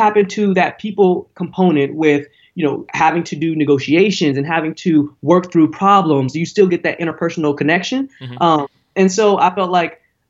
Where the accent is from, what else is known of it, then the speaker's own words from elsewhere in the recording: Cincinnati, Ohio, United States; moved away as an adult; now in Bay Area, United States; I went to Princeton High School